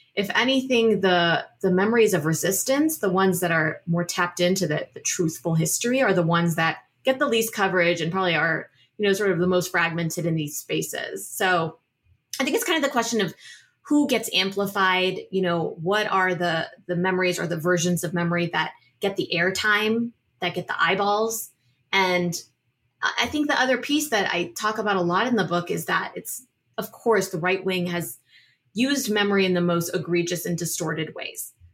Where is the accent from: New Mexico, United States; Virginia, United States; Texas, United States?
Virginia, United States; Northern; I grew up in Northern Virginia, you know, outside D C